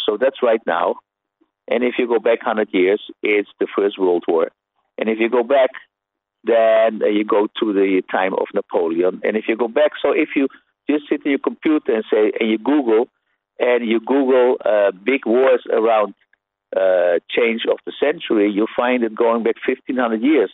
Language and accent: English; Netherlands; a Dutch person that I am